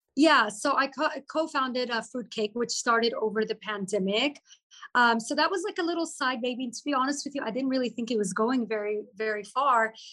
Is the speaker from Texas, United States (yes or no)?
yes; Austin, Texas, United States; moved away as an adult; also born or lived in Lebanon; now in Dubai, United Arab Emirates; I was born in Lebanon, moved to Austin directly when I was four and a half years old. And I just grew up in Austin. So I'm like a true Texan, Southern girl